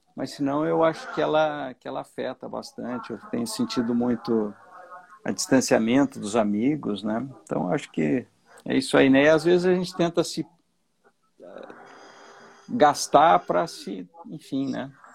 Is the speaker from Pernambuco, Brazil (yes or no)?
no; Bocaina do Sul, Santa Catarina, Brazil; eu nasci numa fazenda é, em Bocaina do Sul, né? Que é uma pequena cidade aqui